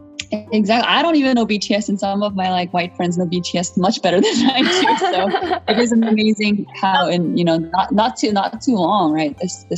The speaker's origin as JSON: {"language": "English", "region": "California", "country": "United States", "tie": "born or raised there", "also_born_or_lived": "Korea", "said": "I remember when I was growing up in California as a child"}